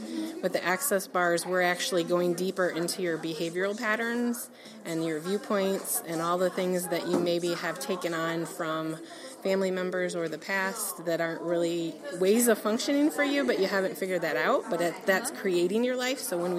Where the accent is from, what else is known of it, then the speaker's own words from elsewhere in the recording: Sylvania, Ohio, United States; I'm from Slovenia, Ohio.